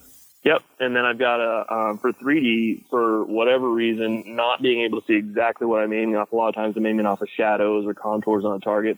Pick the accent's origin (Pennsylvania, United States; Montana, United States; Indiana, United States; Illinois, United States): Pennsylvania, United States; I grew up in Pennsylvania